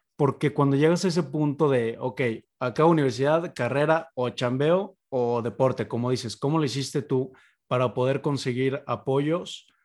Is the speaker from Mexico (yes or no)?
yes; Mexico; uno como, como mexicano